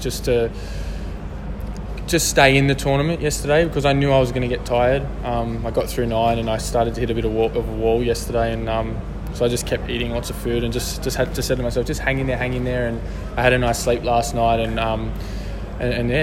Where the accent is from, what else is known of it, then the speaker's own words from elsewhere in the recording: Sydney, New South Wales, Australia; I have heaps of family and friends here, and because it's my hometown